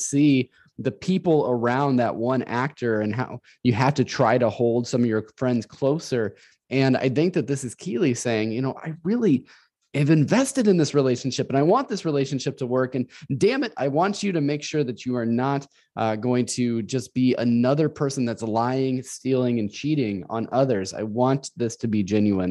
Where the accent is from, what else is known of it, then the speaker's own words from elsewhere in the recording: Northern Illinois, United States; moved away as an adult; now in Central Illinois, United States; I was from Northern Illinois uh, most of my life. I was born and raised there